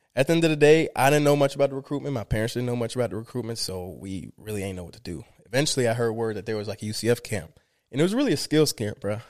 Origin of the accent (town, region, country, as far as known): Miramar, Florida, United States; born or raised there; also born or lived in Limón, Costa Rica